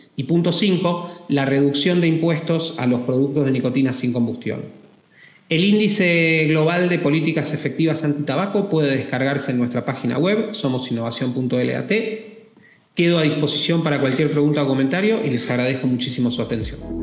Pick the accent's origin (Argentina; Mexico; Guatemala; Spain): Argentina; Argentina, mi país natal